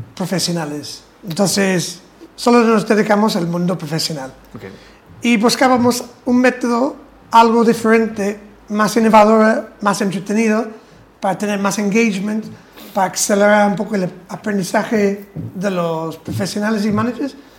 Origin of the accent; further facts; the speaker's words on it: England, United Kingdom; Spanish is a second language; now in Spain; soy inglés más o menos de pura cepa.